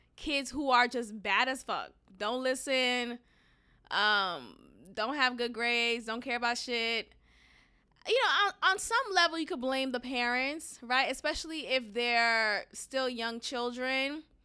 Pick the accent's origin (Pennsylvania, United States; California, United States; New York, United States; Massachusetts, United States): Massachusetts, United States; Boston; moved away as an adult; now in Houston, United States; growing up in Boston, um, with Haitian immigrant parents